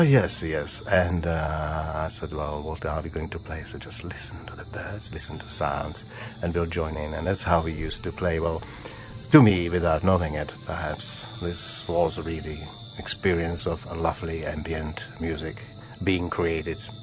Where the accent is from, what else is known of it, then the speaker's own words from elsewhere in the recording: Bohemia, Czechia; English is a second language; moved away as an adult; also born or lived in Sydney, Australia / Adelaide, Australia; now in Australia; I was born in Bohemia.